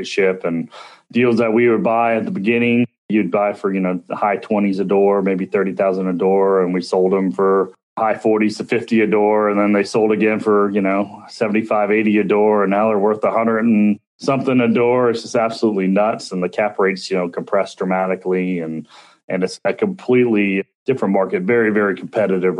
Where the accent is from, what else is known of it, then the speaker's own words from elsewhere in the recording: Dallas, Texas, United States; I grew up here my entire life. I grew up in Dallas, Texas, and sorry, suburban Dallas